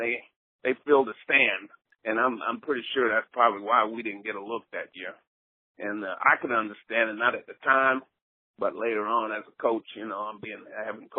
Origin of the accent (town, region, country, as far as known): the Glades area, Florida, United States; born or raised there; moved away as an adult; also born or lived in Iowa